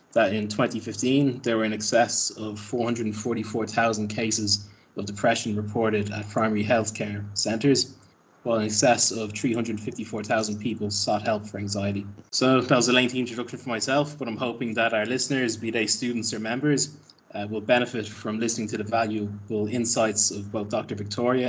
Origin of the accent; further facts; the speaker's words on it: Ireland; moved away; my home country of Ireland